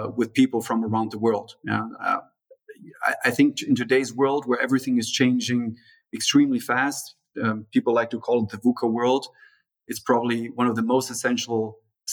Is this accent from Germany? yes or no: yes; Germany; also born or lived in São Paulo, Brazil; I was born in Brazil, in São Paulo, you know, Brazil's largest city, in the early 80s. And then at the beginning of the 90s, basically, my parents decided to move back to Germany